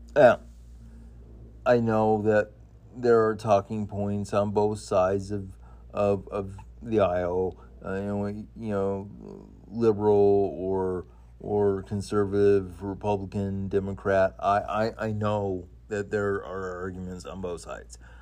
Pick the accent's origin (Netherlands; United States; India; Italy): United States; Idaho; when I was a kid, uh, growing up in Idaho